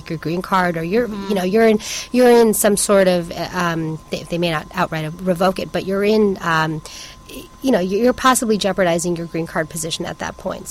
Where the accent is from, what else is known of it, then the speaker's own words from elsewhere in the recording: Canada; also born or lived in Chicago, United States / Hong Kong; now in Seattle, United States; I'm Canadian, I'm on an H-1B visa